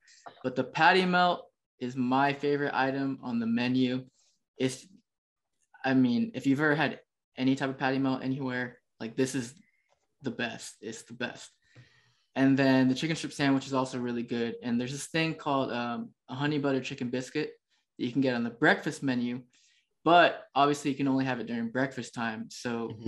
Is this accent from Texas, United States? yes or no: yes; Texas, United States; I'm from Texas